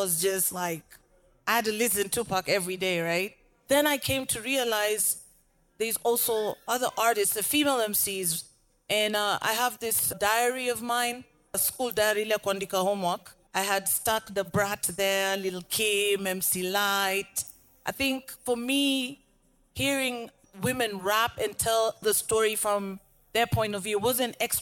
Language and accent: English; Nairobi, Kenya; Rapper out Nairobi, Kenya